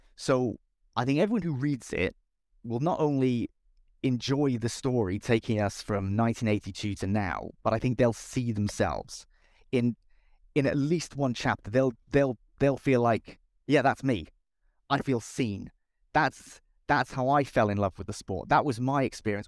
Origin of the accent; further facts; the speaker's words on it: Cardiff, Wales, United Kingdom; I'm from Cardiff